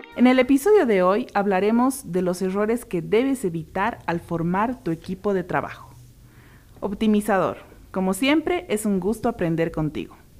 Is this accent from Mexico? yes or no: no; Bolivia